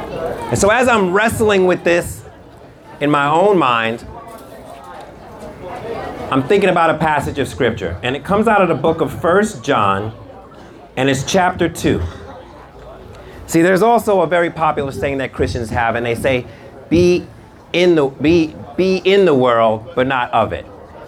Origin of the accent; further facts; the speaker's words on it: United Kingdom; I'm British, pinkies up, right?